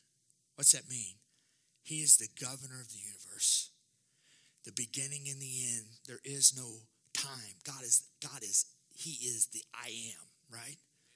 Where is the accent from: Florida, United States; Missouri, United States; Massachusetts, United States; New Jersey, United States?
Missouri, United States; Jefferson City; I'm from Jeff City